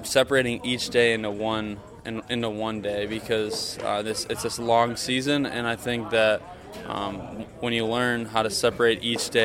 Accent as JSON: {"language": "English", "area": "near Waukesha", "region": "Wisconsin", "country": "United States", "tie": "born or raised there", "said": "I come from a town out of Waukesha, just out of Milwaukee, which is southeastern Wisconsin."}